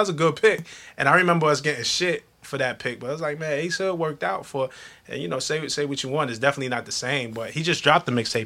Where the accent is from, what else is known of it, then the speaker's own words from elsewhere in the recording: New York City, New York, United States; I come from Flatbush, Brooklyn